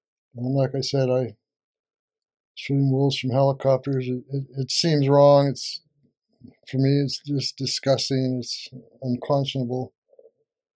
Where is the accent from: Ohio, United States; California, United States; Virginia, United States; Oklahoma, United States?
California, United States; moved away as an adult; now in British Columbia, Canada; I was born and raised in California, and I went to school in a little mountain town in northeastern California